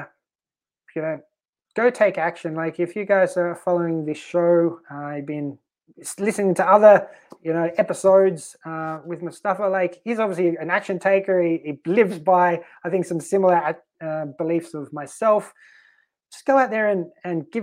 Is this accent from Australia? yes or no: yes; Australia; moved away as an adult; also born or lived in Sweden; now in Malta; we're in Sweden, but I'm Australian